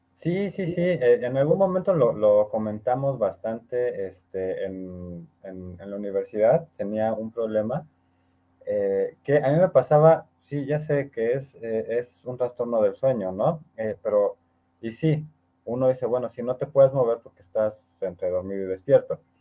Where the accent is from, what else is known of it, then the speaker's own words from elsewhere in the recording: Orizaba, Veracruz, Mexico; mi tierra, Orizaba